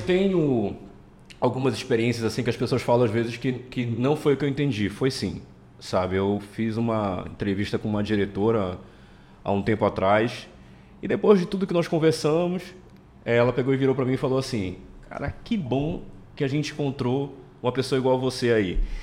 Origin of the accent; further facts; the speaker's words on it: Pará, Brazil; eu sou paraense, nascido e criado aqui, nunca saí daqui